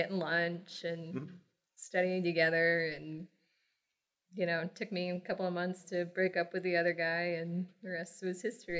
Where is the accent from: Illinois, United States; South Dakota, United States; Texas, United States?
Texas, United States; So I grew up in Texas, originally Southeast Texas, River Delta, came up to the Metroplex, Dallas-Fort Worth area when I was, about 6 years old, I think. So I've been here long enough to basically be a native.